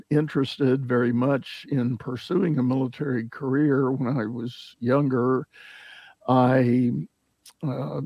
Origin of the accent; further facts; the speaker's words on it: San Antonio, Texas, United States; also born or lived in Houston, Texas; I was born in the large town of Houston, Texas, but did not grow up here. At a very early age, my family moved to San Antonio